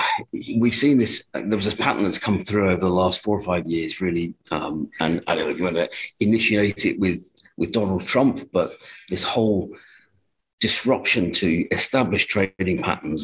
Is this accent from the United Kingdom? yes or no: yes; England, United Kingdom; as an Englishman